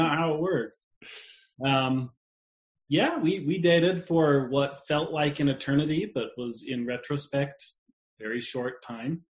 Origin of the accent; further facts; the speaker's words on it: West Jordan, Utah, United States; I actually grew up about 10 minutes or less from here over by the, uh, well, anyways, 10 minutes from where we're living now in West Jordan